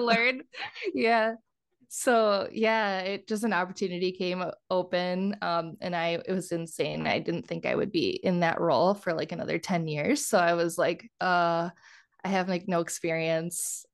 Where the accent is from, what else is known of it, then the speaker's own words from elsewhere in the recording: Kenosha County, Southeast Wisconsin, United States; moved away as an adult; now in Minnesota, United States; I'm from Wisconsin originally. So, I'm from Southeast Wisconsin, like, Kenosha, I always have to qualify it. I always say, like, the county, not the city